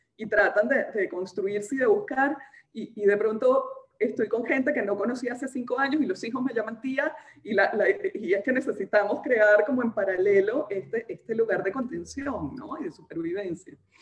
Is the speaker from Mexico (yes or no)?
no; Venezuela; accent: muy venezolana; moved away as an adult; now in Peru; desde que salí de Venezuela